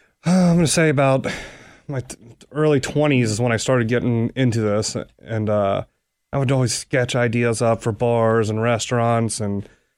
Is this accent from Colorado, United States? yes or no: no; Cincinnati, Ohio, United States; Yep, I grew up in Anderson Township.